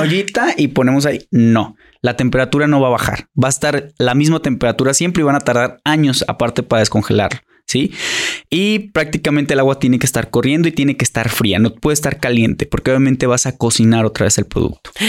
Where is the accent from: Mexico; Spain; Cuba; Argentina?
Mexico; como buenos mexicanos, mexicanos